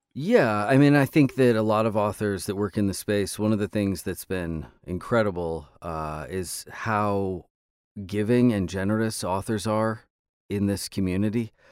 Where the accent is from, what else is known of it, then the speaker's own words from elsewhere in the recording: Los Angeles, California, United States; Los Angeles, which is my hometown